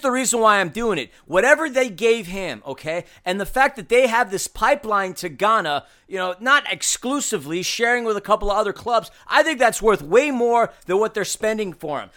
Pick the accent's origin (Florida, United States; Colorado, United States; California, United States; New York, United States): New York, United States; moved away as an adult; now in Los Angeles, United States; in the three decades I grew up in New York